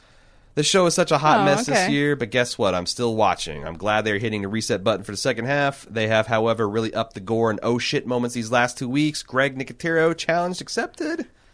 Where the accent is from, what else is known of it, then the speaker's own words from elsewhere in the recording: the South, United States; I'm from the South and I couldn't understand half of what she's saying